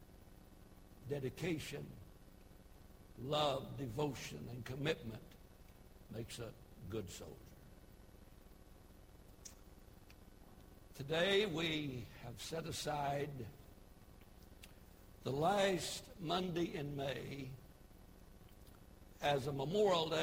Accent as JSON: {"language": "English", "country": "United States", "said": "I'm an American"}